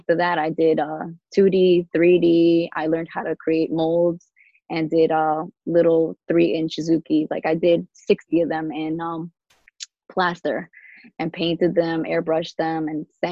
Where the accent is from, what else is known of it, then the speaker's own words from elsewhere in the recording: New York City, New York, United States; moved away as an adult; now in Long Island, United States; I grew up in New York, Queens, and the Queens side, Jamaica.